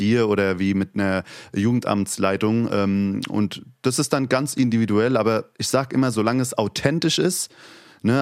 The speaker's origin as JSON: {"language": "German", "region": "Hesse", "country": "Germany", "accent": "Hessian", "first_language": "Turkish", "moved": "yes", "lives_now": "Berlin, Germany", "said": "Ich habe das Hessische sehr lieb geworden und habe einen hessischen Dialekt"}